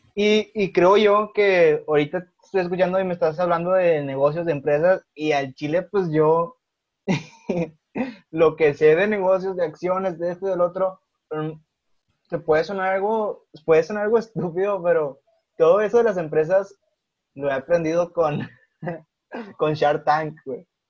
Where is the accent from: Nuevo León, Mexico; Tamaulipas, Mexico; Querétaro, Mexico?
Nuevo León, Mexico; General Escobedo; yo soy de Escobedo